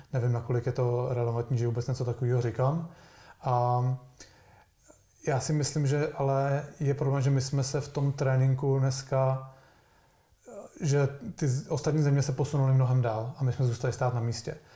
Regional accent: Plzeň, Plzeň Region, Czechia; já jsem byl z Plzně

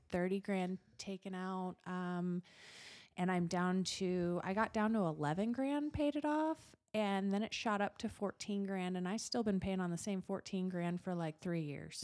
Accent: Gillette, Wyoming, United States; also born or lived in Utah; This is my hometown.

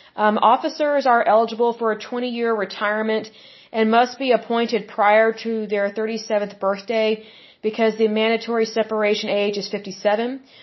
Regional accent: Oklahoma, United States; I was born and raised in Oklahoma

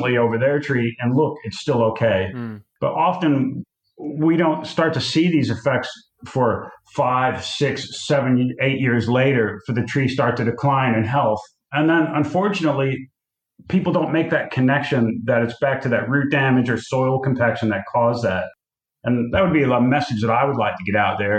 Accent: United States; now in South Australia, Australia; an American living in Australia

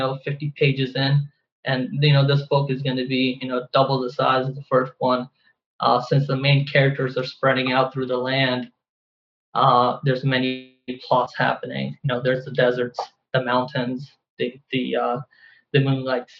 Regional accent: Pakistan; my experiences as growing up in Pakistan

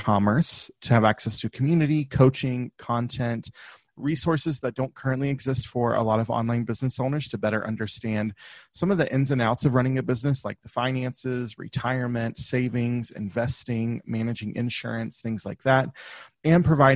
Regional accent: the South, United States; I grew up in the South in the US. So if you can't, my accent will come out from time to time

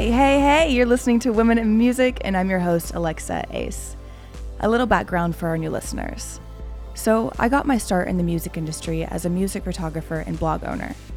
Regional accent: Oklahoma City, Oklahoma, United States; we're both from Oklahoma City

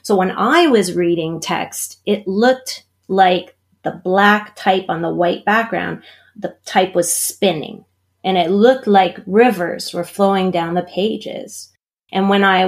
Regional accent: Pittsburgh, Pennsylvania, United States; moved away; also born or lived in Maryland; I grew up in Pittsburgh, Pennsylvania, so I am American.

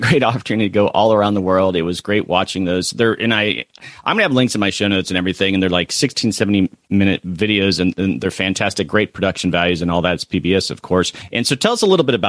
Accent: Florida, United States; I'm a native Floridian

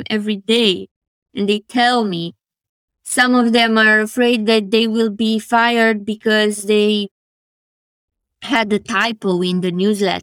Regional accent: Romania; moved away; whenever I'm asked where am I from, I say Romania

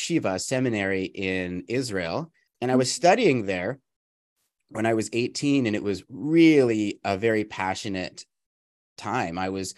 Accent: Calgary, Alberta, Canada; I was raised in the Jewish community in Calgary, Alberta, which is in Canada

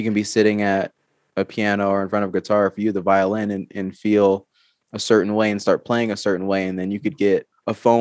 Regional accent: Georgia, United States; now in Arizona, United States; I'm from Georgia, but I live in Arizona now.

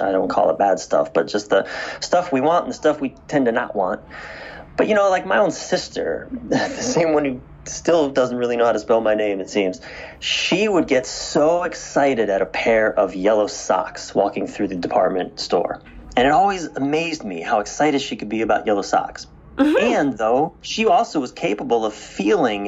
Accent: East Coast of the United States, United States; I was raised on the East Coast of the United States.

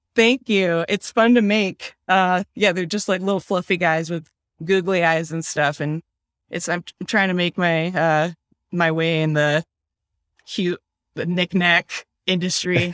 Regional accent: Wisconsin, United States; also born or lived in Philadelphia, Pennsylvania / Burlington, Vermont; now in Kingston, New York, United States; I'm from Wisconsin originally, and everything there is, like, a lot newer

